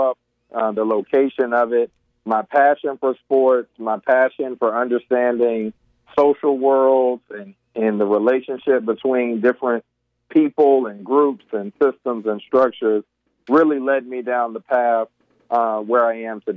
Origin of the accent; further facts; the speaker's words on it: North Carolina, United States; growing up as a black male in North Carolina